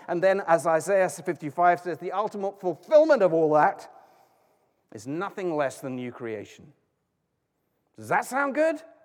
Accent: United Kingdom; I'm British

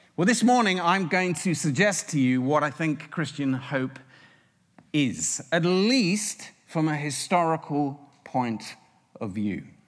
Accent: United Kingdom; now in United States; As a Brit

